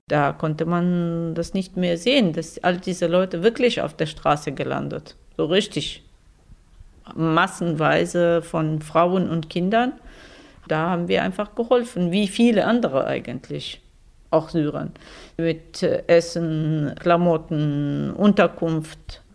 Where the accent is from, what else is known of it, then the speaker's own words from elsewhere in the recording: Syria; German is a second language; moved away as an adult; also born or lived in Damascus; now in Germany; Wir sind äh, aus Syrien gekommen und haben unsere Firma mitgebracht